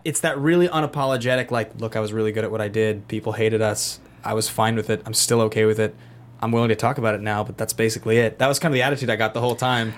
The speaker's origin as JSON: {"language": "English", "town": "Seattle", "region": "Washington", "country": "United States", "tie": "born or raised there", "moved": "yes", "lives_now": "Los Angeles, United States", "said": "I was raised in Seattle, white middle class parents, and pretty liberal family"}